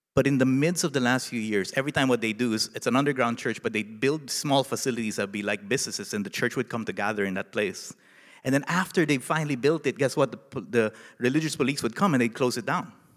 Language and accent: English; Philippines; moved away as an adult; now in Nashville, United States; a Filipino in the United States